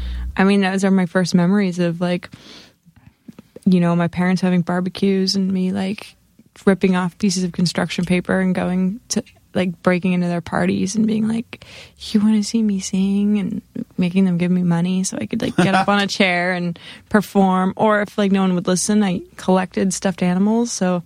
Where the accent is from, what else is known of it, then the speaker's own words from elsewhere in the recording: St. Petersburg, Florida, United States; also born or lived in Lodi, California; I'm from Florida. Whereabouts? St. Petersburg.